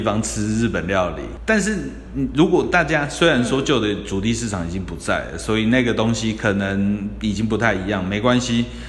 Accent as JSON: {"language": "Chinese", "country": "Taiwan", "said": "我们台湾人"}